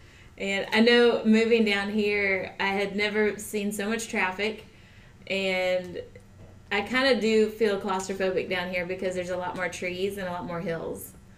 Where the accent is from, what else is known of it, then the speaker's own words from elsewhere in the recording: Southwest Iowa, United States; moved away as an adult; Yeah, so I grew up in Southwest Iowa.